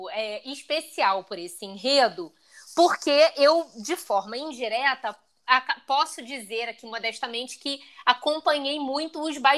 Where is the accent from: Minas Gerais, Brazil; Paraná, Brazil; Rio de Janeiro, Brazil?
Rio de Janeiro, Brazil; Nova Iguaçu; porque nós somos de Nova Iguaçu, município vizinho a Nelópolis, que é a terra da Beija-Flor.